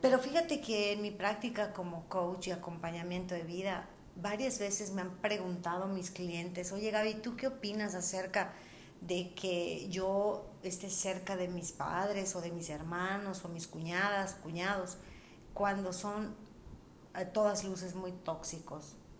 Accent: Mérida, Yucatán, Mexico; somos de Mérida

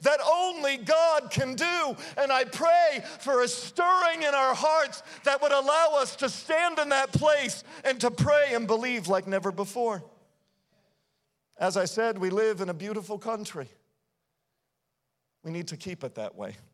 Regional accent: United States; we have spent a lot of time as American Christians

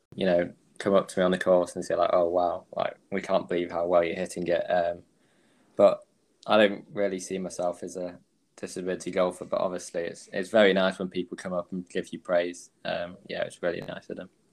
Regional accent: Manchester, North West England, United Kingdom; I'm from Manchester in England.

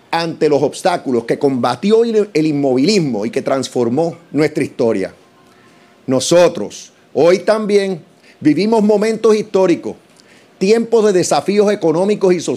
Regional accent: Puerto Rico

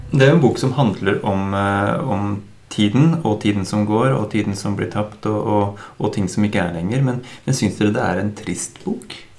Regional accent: Drammen, Buskerud, Norway; Vi er fire menn fra Drammen

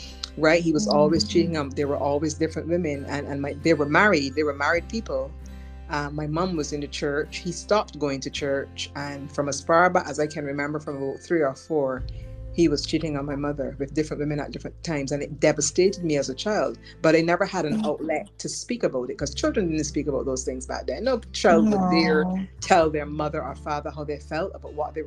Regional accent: Barbados; another Bajan couple

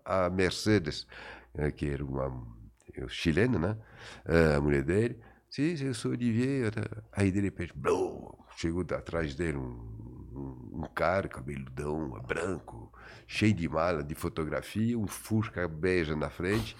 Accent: France; Portuguese is a second language; moved away as an adult; also born or lived in Paris; now in Brazil; os 20 primeiros anos da minha vida que eu passei na minha terra e no meu país de, uh, de origem, que é a uhum. França.

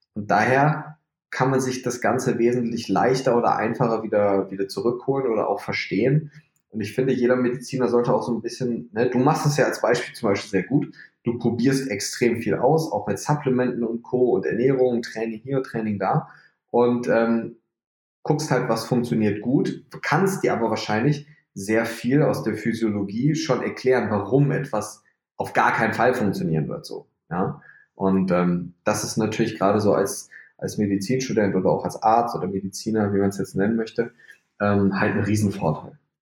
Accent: North Rhine-Westphalia, Germany; also born or lived in Leipzig / Magdeburg; Ich komme aus NRW, ich wohne in Bonn

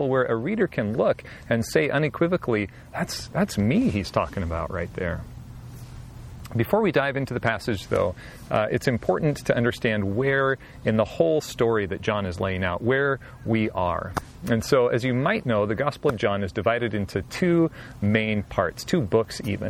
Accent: Southwest Washington, United States; I grew up in Southwest Washington in a small town

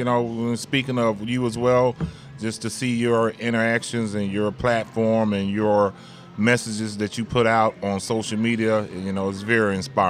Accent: Gary, Indiana, United States; I'm originally from Gary, Indiana.

